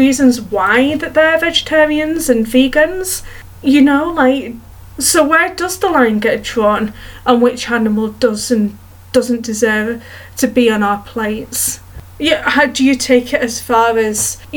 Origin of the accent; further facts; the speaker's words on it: Edmonton, Alberta, Canada; there was an event in my hometown in Canada called Pets in the Park.